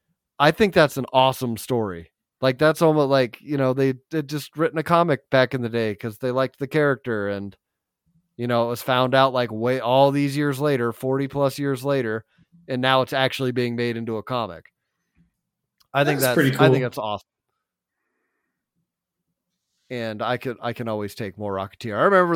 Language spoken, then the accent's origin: English; California, United States; where I grew up in California.